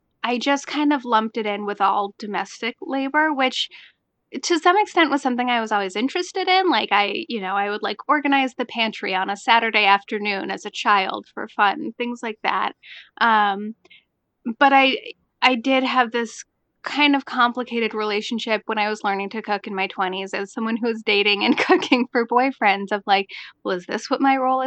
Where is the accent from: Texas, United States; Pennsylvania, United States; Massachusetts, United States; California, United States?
Massachusetts, United States; Cambridge; I grew up in Cambridge, Massachusetts, which is, among other things, where Harvard University is